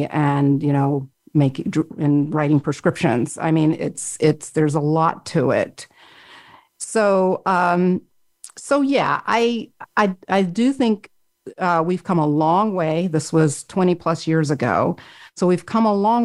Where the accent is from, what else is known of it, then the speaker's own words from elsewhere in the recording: Florida, United States; I grew up in Florida, which isn't the deep South, even though it is deeply South geographically, but still it had more of a Southern mentality.